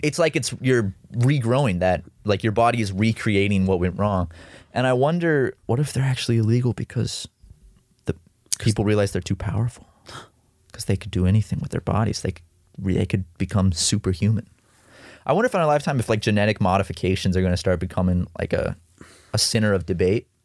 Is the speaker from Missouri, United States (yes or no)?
no; South Carolina, United States; growing up in South Carolina uh, as a kid